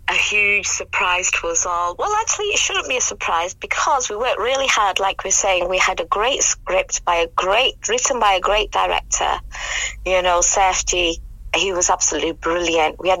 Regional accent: United Kingdom; first language English; I'm British born, so my first language, I know a lot of people do say it's I've Savile Punjabi, but my first language is English. Um, and um, my family, joint family system, um, came, we, we traditionally speak Punjabi. Urdu is self taught, self learned.

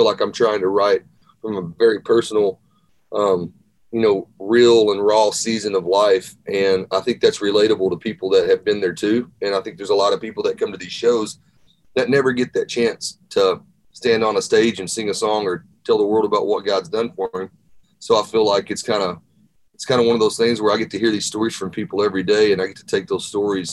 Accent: Arkansas, United States; moved away as an adult; now in Nashville, United States; I grew up in Arkansas

